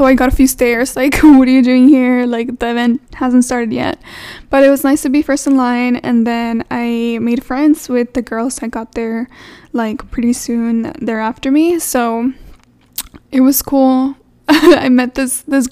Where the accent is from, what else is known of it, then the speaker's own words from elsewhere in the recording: Texas, United States; I'm from Texas